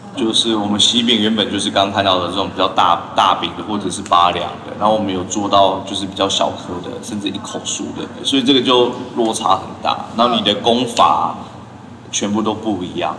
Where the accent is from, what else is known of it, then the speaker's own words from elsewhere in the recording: Taiwan; 我们台湾人